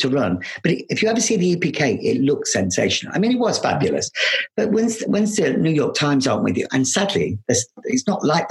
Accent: Loughborough, East Midlands, United Kingdom; moved away; also born or lived in London; I come from Loughborough. A little dancer, a little boy from Loughborough

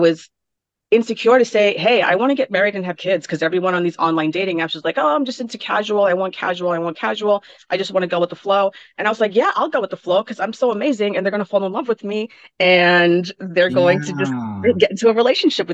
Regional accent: New York City, New York, United States; also born or lived in Bronx, New York; I was born and raised in Brooklyn

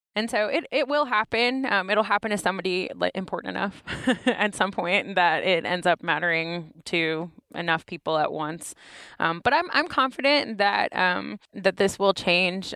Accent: Knoxville, Tennessee, United States; accent: Southern, urban Appalachian; now in Ann Arbor, United States; I'm from Knoxville. Knoxville from Tennessee, largest city in Appalachia

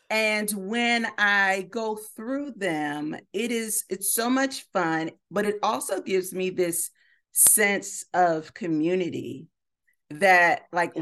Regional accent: Miami, Florida, United States; moved away; Miami, my hometown

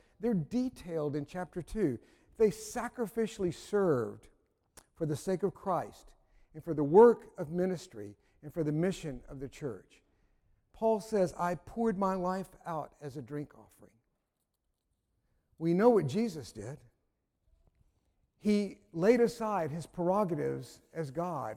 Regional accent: North Carolina, United States; I'm from North Carolina

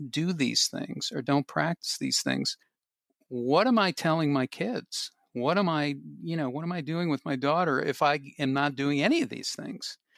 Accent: Boston, Massachusetts, United States; moved away; I am from Boston.

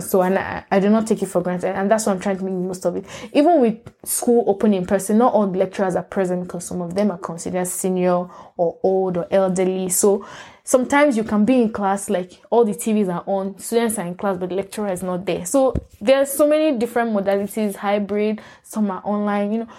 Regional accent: Lagos, Nigeria; moved away as an adult; also born or lived in Port Harcourt, Nigeria / Ibadan, Oyo State, Nigeria; now in United States; I was born in Port Harcourt. I grew up in Lagos

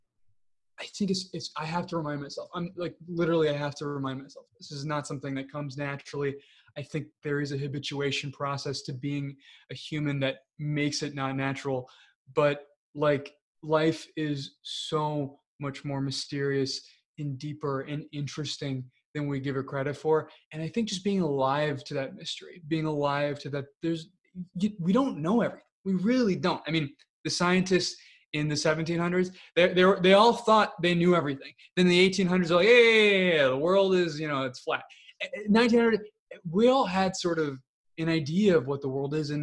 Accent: Illinois, United States; I grew up in Illinois. That's where I grew up

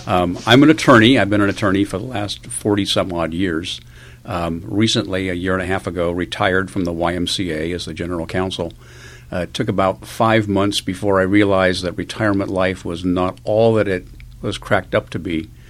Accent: Los Angeles, California, United States; moved away as an adult; also born or lived in Long Beach; now in San Diego, United States; Actually, my parents moved to Long Beach shortly after I was born, and I grew up mostly in Los Angeles.

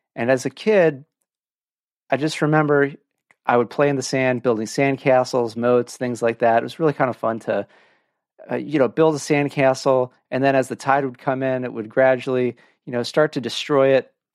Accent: Orange County, California, United States; moved away; I grew up in Orange County

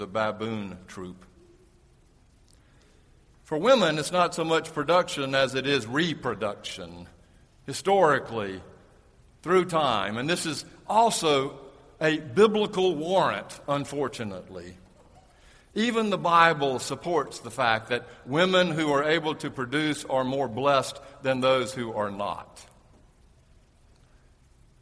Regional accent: the South, United States; When I was growing up in the South

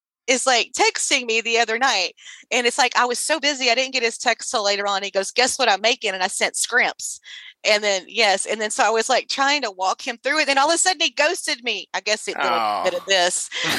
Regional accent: Sealy, Texas, United States; when I was growing up in Sealy

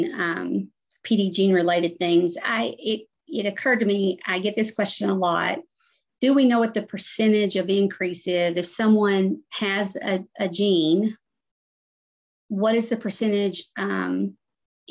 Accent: Arkansas, United States; I lived in an area growing up in Arkansas

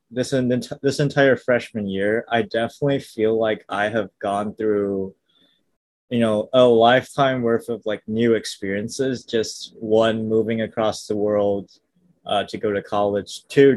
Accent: suburbs near Kuala Lumpur, Malaysia; first language English; moved away as an adult; now in Seattle, United States; I was born and raised, I guess, in the suburbs near Kuala Lumpur for the entirety of like 18 years

